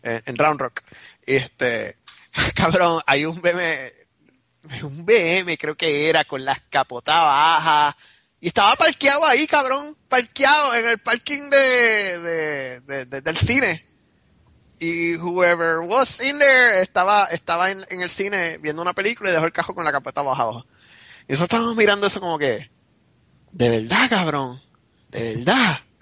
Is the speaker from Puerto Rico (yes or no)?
yes; Puerto Rico; moved away; soy puertorriqueño